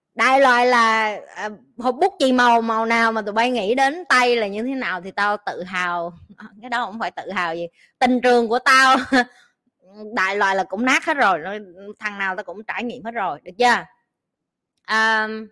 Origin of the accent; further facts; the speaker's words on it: Vietnam; moved away as an adult; now in Singapore; mình kiểu như người Việt Nam á